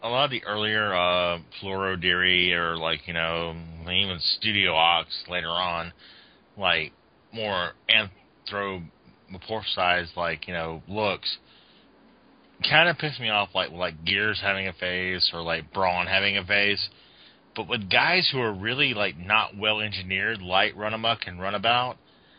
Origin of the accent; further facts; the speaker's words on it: the South, United States; I'll tell you one thing. I grew up in the South, and we didn't transform like that.